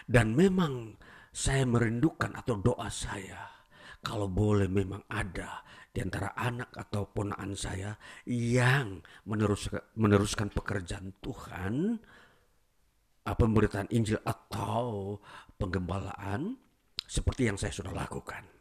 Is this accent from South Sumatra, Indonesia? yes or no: no; Toraja, South Sulawesi, Indonesia; saya uh, pulang ke kampung halaman saya di Toraja ya, namanya